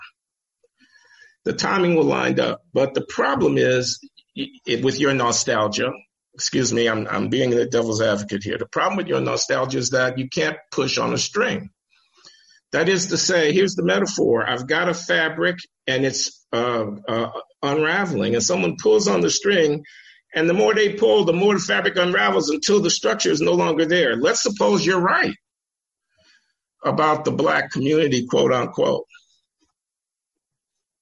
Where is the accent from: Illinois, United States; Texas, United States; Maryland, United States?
Illinois, United States; Chicago; I was born in Chicago